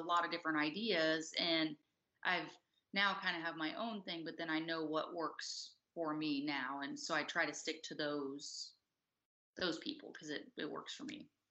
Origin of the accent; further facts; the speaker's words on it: Texas, United States; moved away; also born or lived in West Coast; I'm from Texas